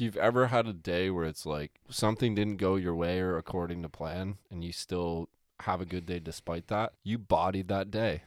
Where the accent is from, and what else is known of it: Canada